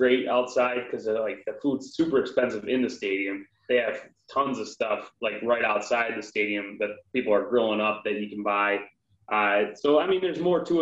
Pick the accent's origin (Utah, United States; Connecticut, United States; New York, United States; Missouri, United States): New York, United States; Buffalo area; being from this area